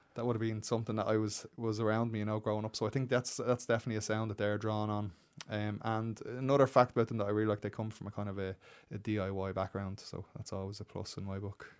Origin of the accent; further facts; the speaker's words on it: Dublin, Leinster, Ireland; moved away as an adult; also born or lived in London, England; I grew up out in Baldoyle